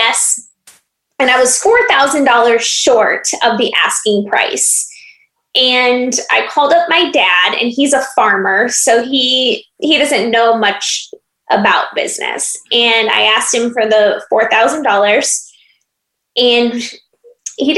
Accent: Iowa, United States; moved away as an adult; also born or lived in Phoenix, Arizona; I am originally from Iowa and born and raised there.

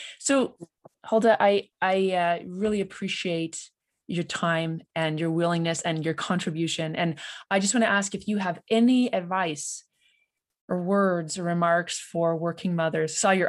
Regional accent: Ontario, Canada; I'm a believer, because I'm an implant from Ontario.

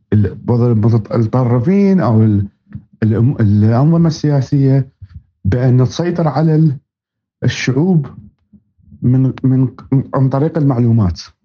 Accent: Baghdad, Baghdad Governorate, Iraq; now in United States; أصلي من مواليد آه، محافظة بابل في وسط العراق وربيت في العاصمة بغداد

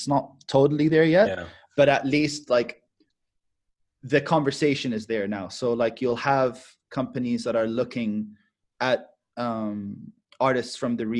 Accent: Michigan, United States; also born or lived in Dubai, United Arab Emirates; It's just like, I'm from Michigan. That's it. I lived in Dubai, but I'm from Michigan.

